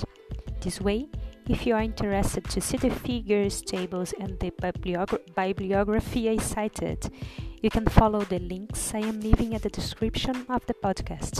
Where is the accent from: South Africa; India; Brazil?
Brazil; moved away as an adult; also born or lived in Liverpool, United Kingdom; I'm from Brazil and study human reliability analysis